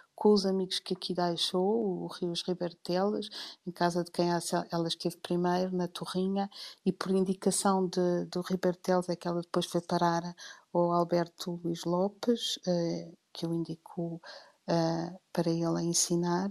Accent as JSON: {"language": "Portuguese", "country": "Portugal", "said": "eu sou portuguesa"}